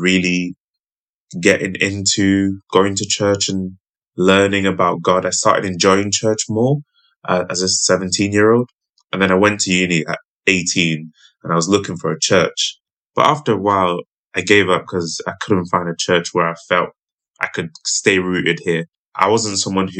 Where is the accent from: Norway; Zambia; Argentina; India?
Zambia; I was born in Zambia, which is like a Christian nation